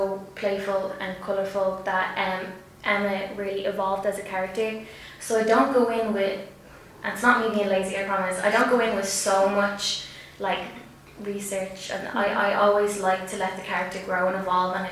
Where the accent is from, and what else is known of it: Tallaght, Leinster, Ireland; accent: working class Dublin (Tallaght)